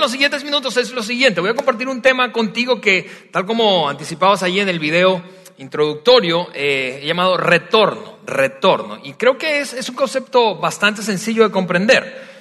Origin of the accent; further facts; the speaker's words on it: Venezuela; now in Mexico; soy venezolano